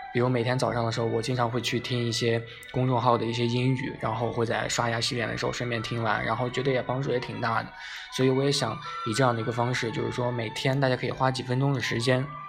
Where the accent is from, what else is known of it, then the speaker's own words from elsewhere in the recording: China; 经过我国啊